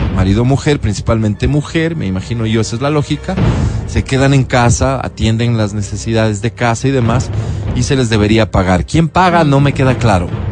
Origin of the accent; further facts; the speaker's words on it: Ecuador; lo que somos, los ecuatorianos